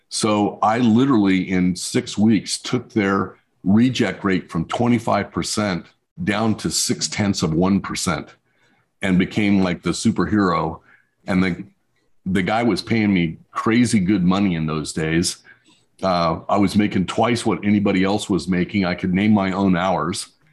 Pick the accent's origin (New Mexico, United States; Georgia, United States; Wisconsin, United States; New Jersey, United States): New Mexico, United States; I grew up in New Mexico in the desert.